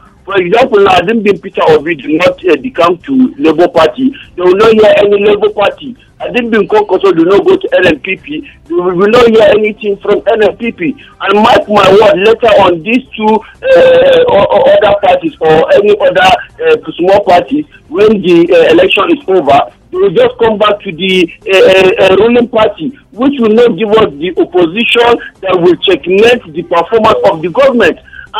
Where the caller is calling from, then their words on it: Titi and T Junction, Nigeria; I'm calling from Titi and T Junction.